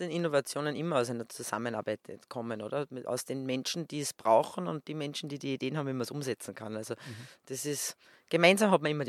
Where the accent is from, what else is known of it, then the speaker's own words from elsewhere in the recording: western Austria, Austria; So ist es halt einmal bei uns im Westen von Österreich. Da gibt es ein Skigebiet neben dem anderen.